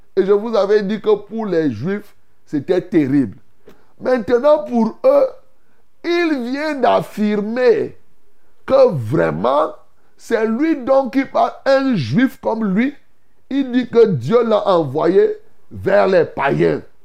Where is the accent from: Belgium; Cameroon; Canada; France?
Cameroon; chez nous ici